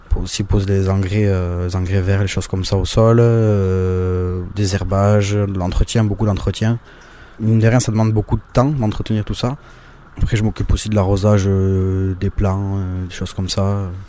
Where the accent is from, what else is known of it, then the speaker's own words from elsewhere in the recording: Hasparren, Nouvelle-Aquitaine, France; je suis d'Asparien, natif d'Asparin et euh, je vis toujours à Asparin.